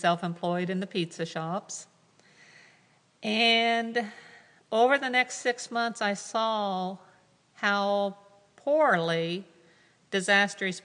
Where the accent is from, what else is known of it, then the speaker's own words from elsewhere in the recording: Ohio, United States; I grew up in the United Methodist Church in a very, very small rural community called Mountie from Ohio. I live yet to this day on my family farm that goes back to 1805